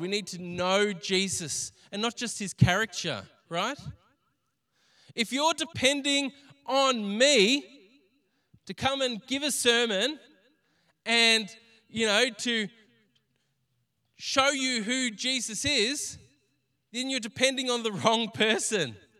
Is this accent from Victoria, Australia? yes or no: yes; Greensborough, Victoria, Australia; we grew up around Greensboro. We knew the area